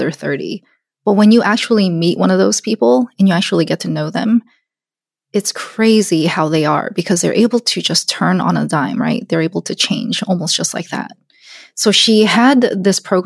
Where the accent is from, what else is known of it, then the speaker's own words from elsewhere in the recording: Alabama, United States; I'm Korean. I grew up in Alabama.